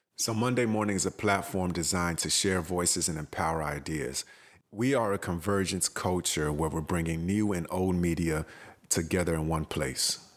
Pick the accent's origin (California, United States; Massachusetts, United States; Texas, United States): Texas, United States; Houston; moved away as an adult; also born or lived in Accra, Ghana; I was born in Accra, Ghana, and my family moved to Houston, Texas when I was four years old. So, I've been in Houston till I was about nineteen years old.